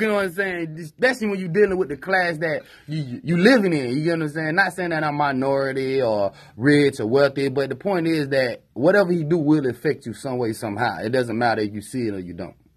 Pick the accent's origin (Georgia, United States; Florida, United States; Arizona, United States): Florida, United States; Tallahassee; also born or lived in Greensboro; I lived in Tallahassee all my life, basically, you know, since nineteen eighty-seven